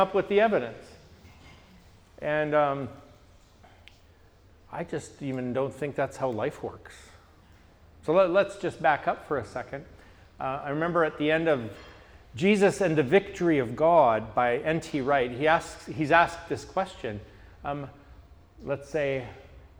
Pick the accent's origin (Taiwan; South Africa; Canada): Canada; I'm from Canada